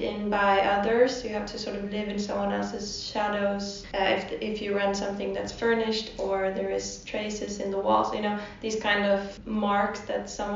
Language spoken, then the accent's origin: English; south of Sweden, Sweden; moved away as an adult; also born or lived in Stockholm; I am from the south of Sweden.